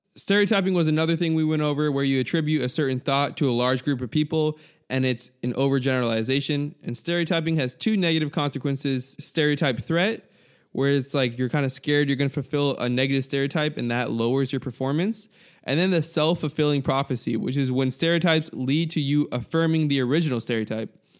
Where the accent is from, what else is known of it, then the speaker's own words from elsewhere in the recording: United States; I'm an American